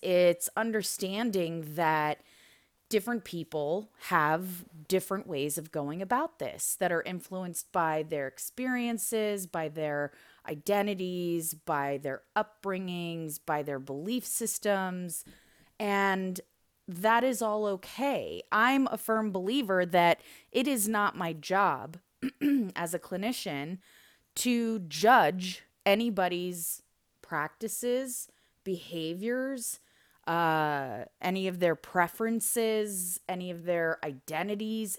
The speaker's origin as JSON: {"language": "English", "country": "United States", "tie": "born or raised there", "also_born_or_lived": "Soviet Union", "said": "I was raised and educated in the U S"}